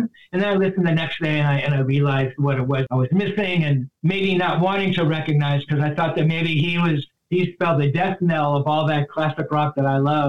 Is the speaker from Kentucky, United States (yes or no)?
no; Culver City, California, United States; where are you from, …? Well, I'm from Culver City.